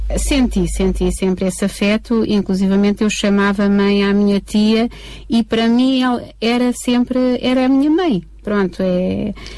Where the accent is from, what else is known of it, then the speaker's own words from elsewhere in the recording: Covilhã, Castelo Branco, Portugal; Nós éramos da Beira Baixa, eh, eu nasci na, no Hospital da Covilhã.